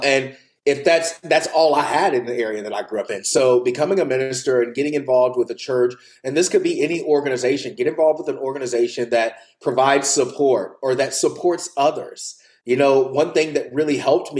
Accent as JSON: {"language": "English", "region": "the Bible Belt", "country": "United States", "tie": "born or raised there", "moved": "yes", "said": "I grew up in the Bible Belt."}